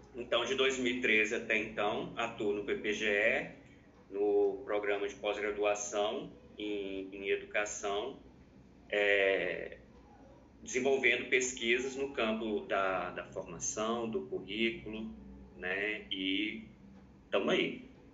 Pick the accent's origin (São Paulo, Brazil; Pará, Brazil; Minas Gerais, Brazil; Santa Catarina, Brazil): Minas Gerais, Brazil; Eu sou mineiro, né? E aí minha formação toda foi em Minas Gerais